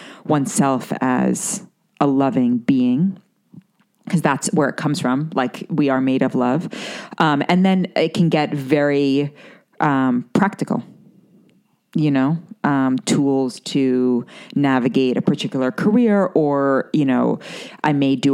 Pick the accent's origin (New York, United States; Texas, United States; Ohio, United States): New York, United States; New York City; growing up in Manhattan and growing up around the business world